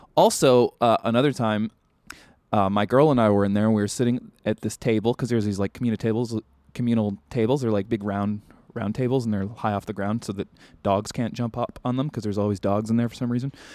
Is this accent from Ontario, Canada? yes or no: no; Vancouver, British Columbia, Canada; now in Los Angeles, United States; growing up in Vancouver